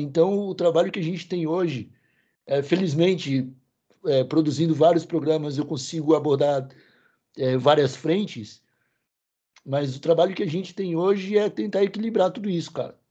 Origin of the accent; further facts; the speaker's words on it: Santa Catarina, Brazil; A gente, a gente é sulista